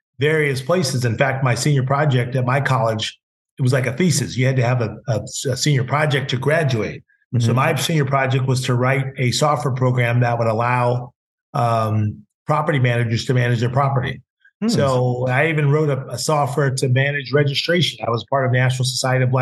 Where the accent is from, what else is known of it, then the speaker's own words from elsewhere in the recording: Carmel, California, United States; Gus Martin would come to my hometown because, you know, my Uncle AJ and John Walton, who owned the radio stations, were from Texas, but they moved to Carmel, which is a very upscale town in California